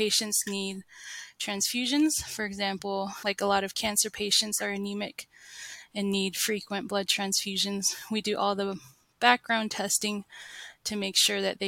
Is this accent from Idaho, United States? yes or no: no; Las Vegas, Nevada, United States; moved away as an adult; also born or lived in Provo, Utah / St. George, Utah; now in Bountiful, United States; I was born and raised in Las Vegas and grew up there